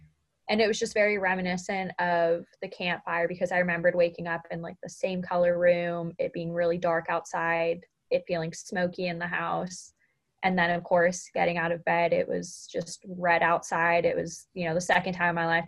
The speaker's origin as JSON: {"language": "English", "region": "Southern California", "country": "United States", "tie": "born or raised there", "moved": "as an adult", "lives_now": "Chico, United States", "said": "I've only ever grown up in California and moving to Northern California from initially growing up in SoCal most of my life"}